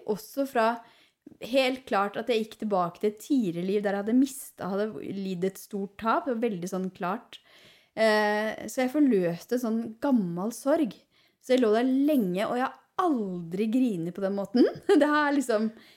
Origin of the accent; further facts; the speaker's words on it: Ål, Buskerud, Norway; also born or lived in Hemsedal; jeg, er- jo fra Ål